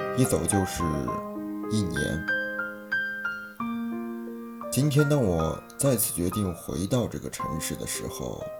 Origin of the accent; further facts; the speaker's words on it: Shanxi, China; moved away as an adult; also born or lived in Beijing; 我的老家在山西，距离北京四百八十点七公里。